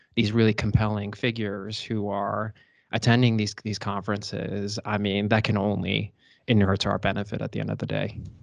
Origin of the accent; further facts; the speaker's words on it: United States; now in Dusseldorf, Germany; I'm an American lawyer at Clifford Chance, Germany